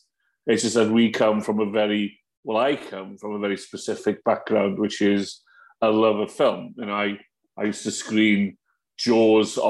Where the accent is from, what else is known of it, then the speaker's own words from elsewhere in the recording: Wales, United Kingdom; as a Welsh speaker